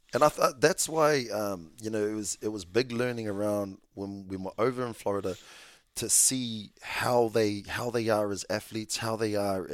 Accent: Avondale, Auckland, New Zealand; When I came from Avondale, obviously went to Kelston

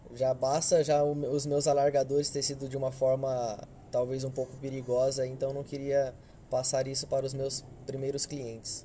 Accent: Hortolândia, São Paulo, Brazil; Sou de Hortolândia

